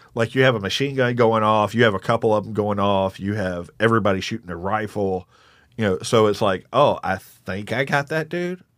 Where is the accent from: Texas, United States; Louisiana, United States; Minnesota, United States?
Texas, United States; Jasper; moved away; also born or lived in Eastern North Carolina; I grew up mostly in East Texas, but also Eastern North Carolina.